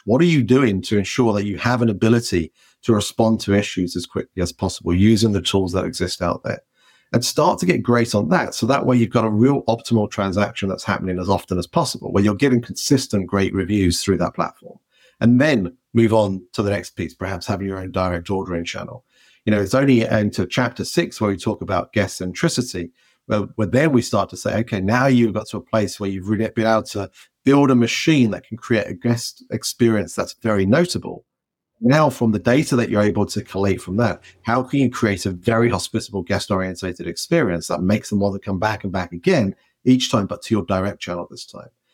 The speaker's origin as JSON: {"language": "English", "region": "England", "country": "United Kingdom", "moved": "as an adult", "lives_now": "United States", "said": "as soon as I go back to England"}